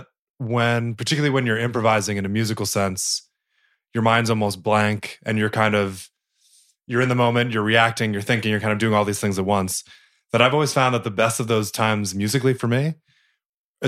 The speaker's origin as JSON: {"language": "English", "region": "New Jersey", "country": "United States", "said": "I'm from New Jersey, so still tri-state area, but yeah, one of the Jerseyites."}